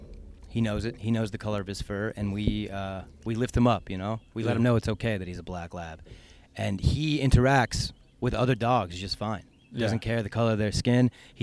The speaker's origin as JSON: {"language": "English", "town": "Valencia", "region": "California", "country": "United States", "tie": "born or raised there", "also_born_or_lived": "Connecticut", "moved": "yes", "lives_now": "Austin, United States"}